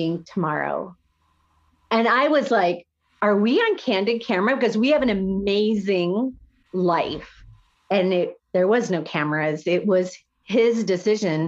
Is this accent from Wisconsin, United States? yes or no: no; Iowa, United States; I went to high school here, was raised in Iowa, went to college in Iowa